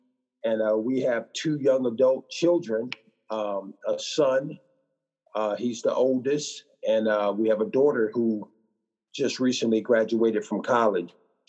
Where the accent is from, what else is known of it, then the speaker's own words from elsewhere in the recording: Midwest, United States; also born or lived in Illinois / Tennessee / Missouri; Well, man, I grew up, I just usually tell people I'm from the Midwest.